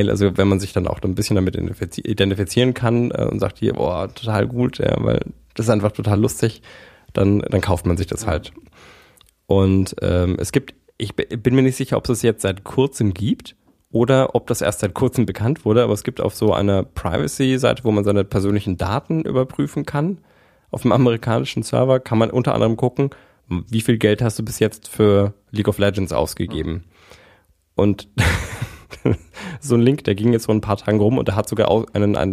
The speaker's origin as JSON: {"language": "German", "region": "Berlin", "country": "Germany", "said": "Oh, ich bin, ähm, ich bin Berliner."}